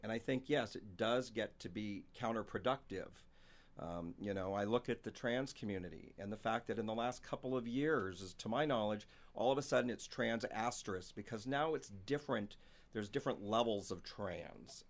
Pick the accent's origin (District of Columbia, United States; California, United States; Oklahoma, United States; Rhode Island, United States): California, United States; San Francisco Bay Area; moved away as an adult; also born or lived in Sacramento; now in Spokane, United States; I'm actually from the San Francisco Bay Area. Sacramento specifically is where I moved to Spokane from about seven years ago